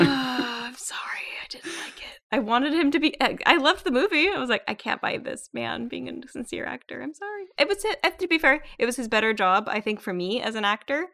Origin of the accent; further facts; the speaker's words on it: Southern California, United States; I grew up in Southern California